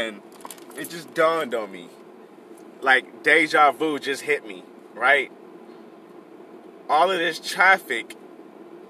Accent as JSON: {"language": "English", "town": "Compton", "region": "California", "country": "United States", "tie": "born or raised there", "also_born_or_lived": "Bellflower / Long Beach", "said": "My birthplace is Compton, so I always say Compton is where I'm from"}